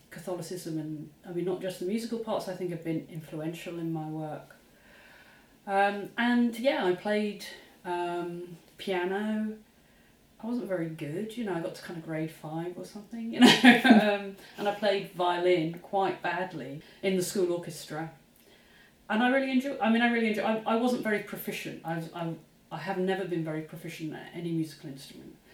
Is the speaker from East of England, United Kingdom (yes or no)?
yes; Luton, East of England, United Kingdom; as a teenager, growing up in Luton, Bedfordshire, you know, about 35 miles north of London